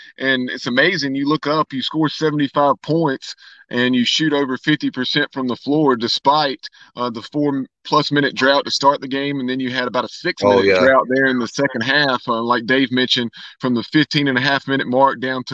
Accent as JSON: {"language": "English", "town": "Lexington", "region": "North Carolina", "country": "United States", "tie": "born or raised there", "also_born_or_lived": "Winston-Salem, North Carolina", "moved": "as an adult", "said": "I'm originally from Lexington. I went to North Davidson"}